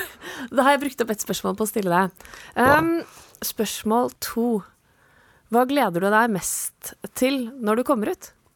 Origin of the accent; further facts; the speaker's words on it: Oslo, Norway; jeg er født og oppvokst i Oslo